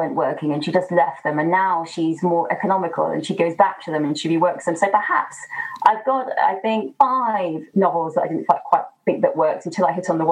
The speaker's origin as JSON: {"language": "English", "region": "Midlands", "country": "United Kingdom", "tie": "born or raised there", "said": "I grew up in the Midlands"}